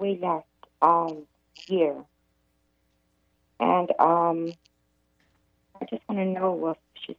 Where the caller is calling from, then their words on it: Arizona, United States; I'm calling from Arizona.